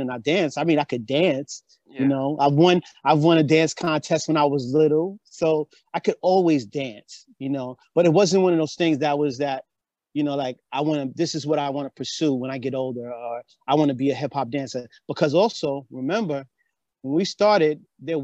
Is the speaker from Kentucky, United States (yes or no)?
no; Mount Vernon, New York, United States; moved away; I'm from Mount Vernon